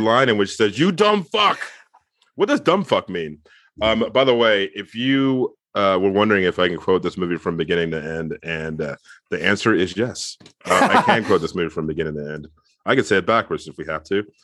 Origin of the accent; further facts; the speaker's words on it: Mid-Atlantic, United States; I'm from the Mid-Atlantic